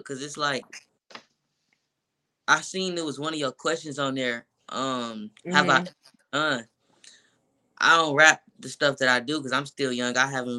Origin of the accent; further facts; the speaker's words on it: Milwaukee, Wisconsin, United States; I'm from Milwaukee, Wisconsin.